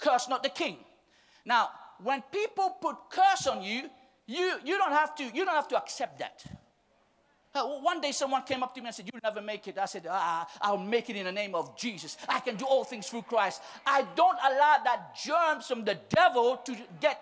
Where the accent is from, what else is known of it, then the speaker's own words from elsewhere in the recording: Mauritius; We're from Mauritius